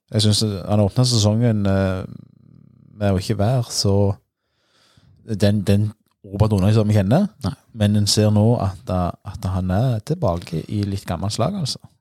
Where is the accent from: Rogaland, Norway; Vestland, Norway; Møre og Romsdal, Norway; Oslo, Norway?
Rogaland, Norway; Bryne; hvor er du fra, sant? Da er det jo nærliggende å si Bryne